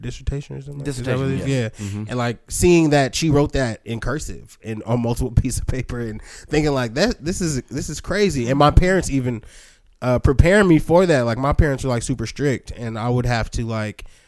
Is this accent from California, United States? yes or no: yes; San Bernardino, California, United States; also born or lived in Los Angeles / Hawthorne / Santa Monica / Fontana; I'm from San Bernardino